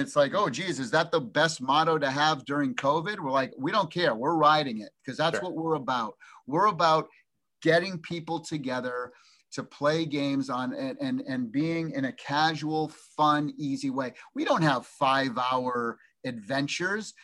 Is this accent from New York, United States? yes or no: no; Massachusetts, United States; moved away as an adult; now in Orange County, United States; I grew up in the East Coast in Massachusetts for 21 years, and then been here 32 years